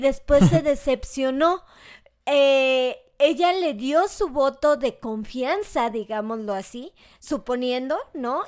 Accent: Mexico; nos pasa como mexicano

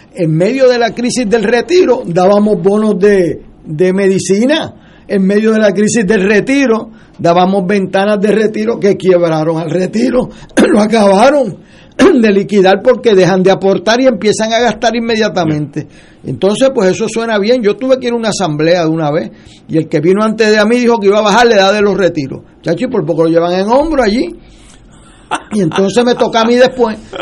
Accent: Puerto Rico; sentido de gobierno propio nuestro como puertorriqueño

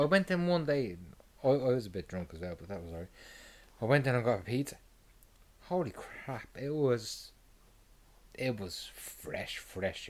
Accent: Ireland; I'm Irish

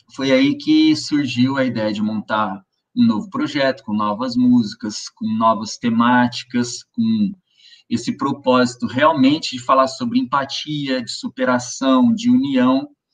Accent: Ribeirão Preto, São Paulo, Brazil; Eu sou do interior de São Paulo, cidade chama-se Ribeirão Preto

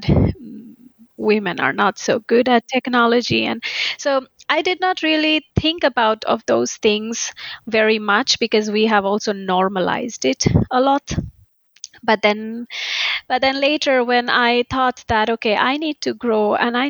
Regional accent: India; moved away as an adult; now in Finland; I'm originally from India

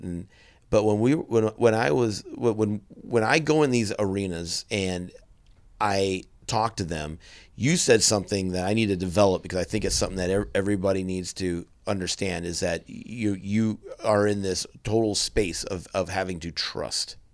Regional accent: central Wisconsin, United States; moved away; in my hometown, it's it's I come from a town in central Wisconsin that's twenty thousand people in it

